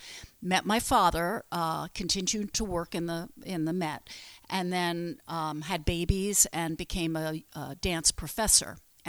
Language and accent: English; New York City, New York, United States; also born or lived in Long Island; New York. I'm a New Yorker.